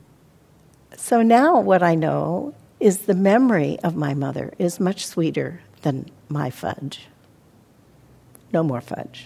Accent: Montana, United States; now in California, United States; as a child, I grew up in Montana where it did snow and we had icicles

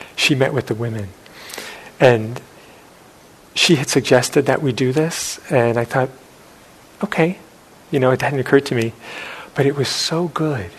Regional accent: New York City, New York, United States; growing up in New York City

